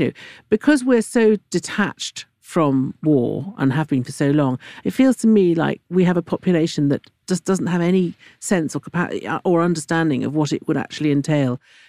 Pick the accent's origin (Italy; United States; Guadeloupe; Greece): Italy; moved away; I grew up in Italy